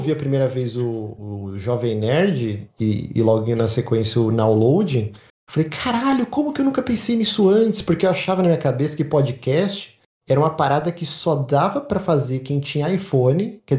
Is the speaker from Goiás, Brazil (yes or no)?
no; São Paulo, Brazil; sou da Moca, meu.